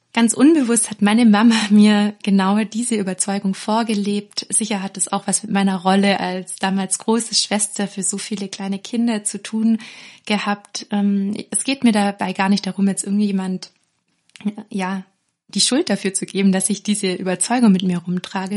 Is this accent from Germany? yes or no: yes; near Ravensburg, Baden-Württemberg, Germany; Aufgewachsen bin ich erstmal in der Nähe von Ravensburg, da wo die Spiele herkommen, das wissen die meisten. Und ich bin ganz behütet eigentlich in einem Dorf aufgewachsen